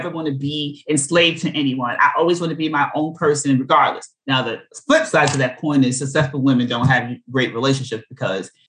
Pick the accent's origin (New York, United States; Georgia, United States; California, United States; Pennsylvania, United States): New York, United States; New York City; I'm from Brooklyn.